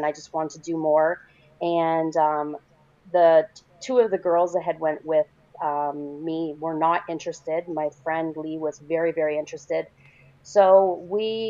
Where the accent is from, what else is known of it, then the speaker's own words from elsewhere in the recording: Canada; I'm Canadian